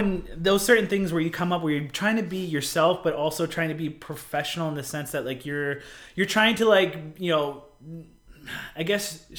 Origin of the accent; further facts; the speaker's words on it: United States; being Native American and being a Hopi, running is a big part of our culture.